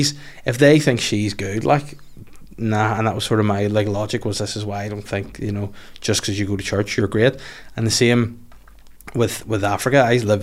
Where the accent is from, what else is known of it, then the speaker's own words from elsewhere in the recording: Northern Ireland, United Kingdom; coming from Northern Ireland of all places